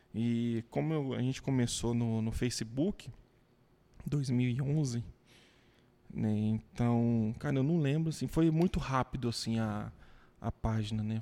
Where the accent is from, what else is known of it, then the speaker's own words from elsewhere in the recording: Goiás, Brazil; accent: goianês; also born or lived in Goiânia / Aparecida de Goiânia; sou orgulhoso de ser roceiro, de nascer aqui em Goiás, de, de ter esse sotaque